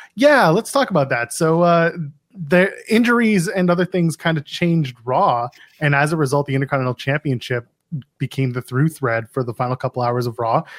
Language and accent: English; Canada; I am a Canadian